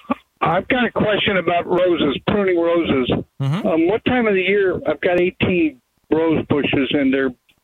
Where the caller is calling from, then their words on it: San Diego, California, United States; Well, I appreciate your time, and that I'm the guy from San Diego with the snail problem that we've talked about.